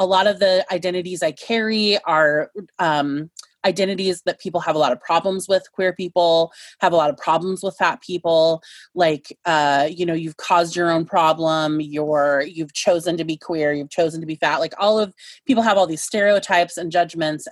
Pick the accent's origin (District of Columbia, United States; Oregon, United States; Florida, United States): Oregon, United States; Chinook Multnomah lands, just northwest of Portland; I've grown up on Chinook Multnomah lands, just northwest of Portland